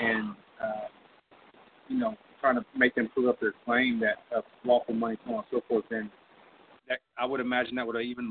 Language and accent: English; Texas, United States; now in Oklahoma, United States; I live in Oklahoma now, but I'm from Texas